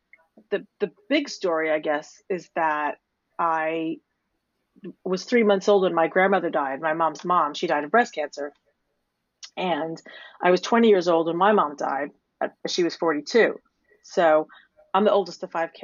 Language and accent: English; New York City, New York, United States; moved away as an adult; now in London, United Kingdom; I'm a nice Jewish girl from Staten Island